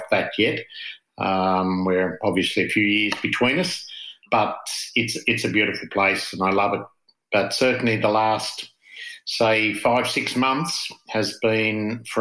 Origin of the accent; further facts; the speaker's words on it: Hobart, Tasmania, Australia; moved away as an adult; also born or lived in Canberra / Bishkek, Kyrgyzstan; now in Jervis Bay, Australia; I grew up on the other side of the river in a place called Belrive.